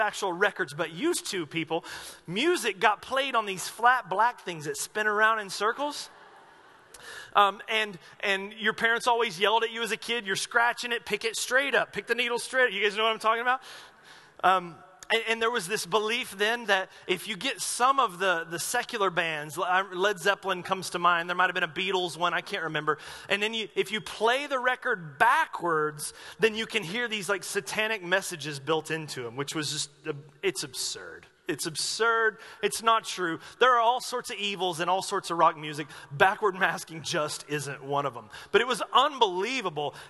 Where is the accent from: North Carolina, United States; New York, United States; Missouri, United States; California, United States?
North Carolina, United States; Asheville; moved away as an adult; now in Medford, United States; When I was growing up in Asheville, North Carolina, going to this church